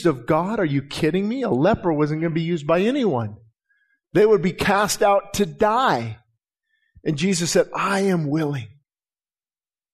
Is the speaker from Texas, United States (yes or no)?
no; Quartz Hill, California, United States; I've been praying for my hometown